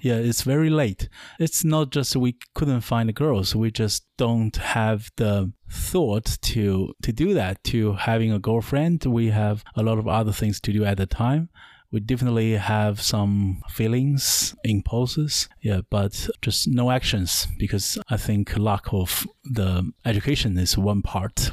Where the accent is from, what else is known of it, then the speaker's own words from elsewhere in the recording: Wuhan, Hubei, China; now in New Zealand; my hometown is uh, is in China, so I'm a Chinese